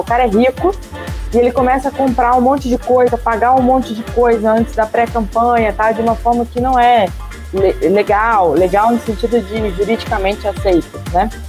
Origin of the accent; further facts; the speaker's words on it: Rio de Janeiro, Brazil; não estou pedindo nem como político, estou pedindo nem como pai, estou pedindo como carioca.